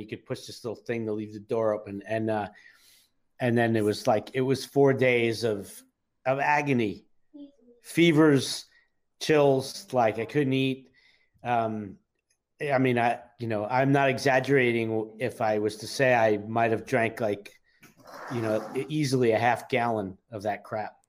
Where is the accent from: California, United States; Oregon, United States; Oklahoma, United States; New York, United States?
New York, United States; New York City; I grew up in New York City, so drinking age was 18 at the time